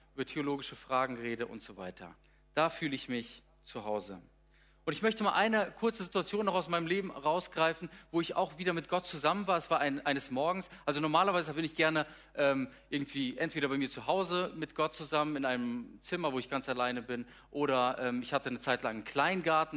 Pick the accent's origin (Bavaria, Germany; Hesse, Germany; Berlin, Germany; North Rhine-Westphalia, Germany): Hesse, Germany; Darmstadt; moved away as an adult; also born or lived in Gummersbach; now in Lippe, Germany; Ich bin aufgewachsen in Südhessen, in Darmstadt, habe dort äh, ja, so ziemlich meine ganze Kindheit und Jugendzeit verbracht bis zum 18. Lebensjahr